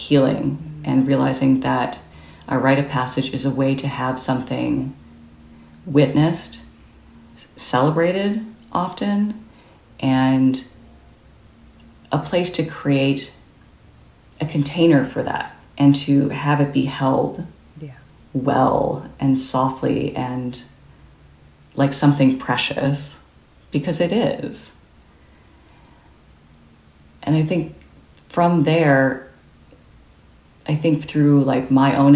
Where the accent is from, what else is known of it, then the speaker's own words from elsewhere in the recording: Midwest, United States; I grew up in the Midwest